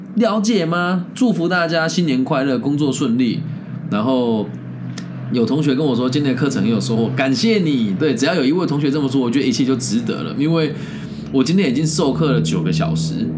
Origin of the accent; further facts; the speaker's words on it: Taiwan; moved away as an adult; 我回到台湾找工作也是从零开始啊